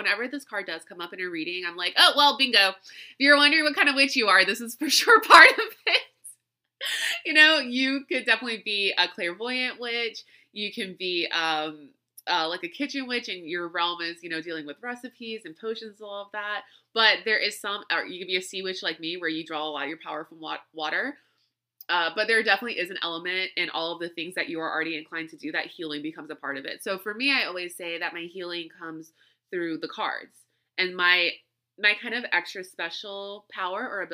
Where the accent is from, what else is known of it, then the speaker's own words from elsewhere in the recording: Louisiana, United States; moved away; where I grew up in Louisiana